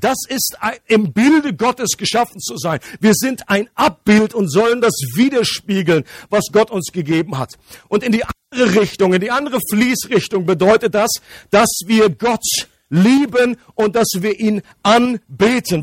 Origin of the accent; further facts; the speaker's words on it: Germany; ich komme aus dem nördlichen Kanton. Das ist meine Nationalität. Ähm, für alle Ausländer, das ist, heißt Deutschland.